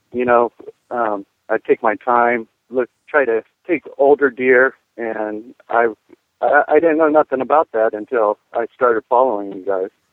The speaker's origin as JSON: {"language": "English", "town": "Oceanside", "region": "California", "country": "United States", "tie": "born or raised there", "also_born_or_lived": "San Diego, California", "moved": "as an adult", "lives_now": "Iowa, United States", "said": "born in Oceanside, which is right next to Camp Pendleton."}